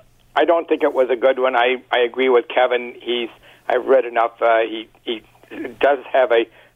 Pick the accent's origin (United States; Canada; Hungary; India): Canada; Toronto, Ontario; moved away as an adult; now in Guelph, Canada; First of all, I was born and raised in Scarborough and lived there until the last 15 years.